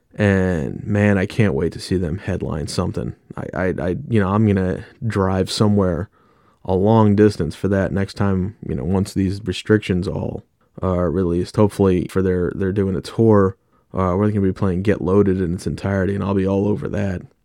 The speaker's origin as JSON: {"language": "English", "region": "New York", "country": "United States", "moved": "yes", "lives_now": "Philadelphia, United States", "said": "I'm from New York"}